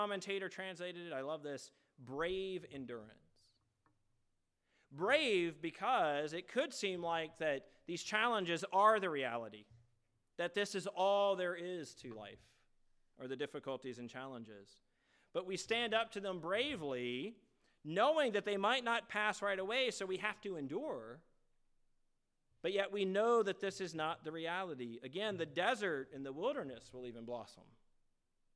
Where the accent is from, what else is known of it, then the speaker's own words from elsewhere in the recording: Virginia, United States; moved away; growing up in Virginia with my family